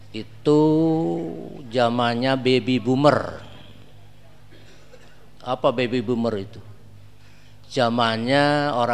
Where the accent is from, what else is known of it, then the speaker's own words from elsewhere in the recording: Bandung, West Java, Indonesia; Di Bandung di kota saya susah. Paling datang pengajian 10 orang, 20 orang.